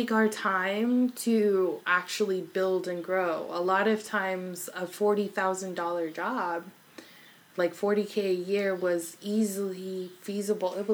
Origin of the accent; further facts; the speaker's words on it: Los Angeles, California, United States; also born or lived in Arkansas; So, originally, I grew up in Arkansas and Los Angeles together.